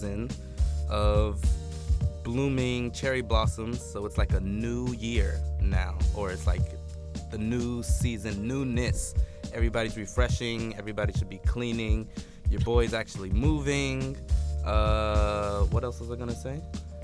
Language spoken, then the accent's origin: English; the South, United States; now in Tokyo, Japan; I am black and from the South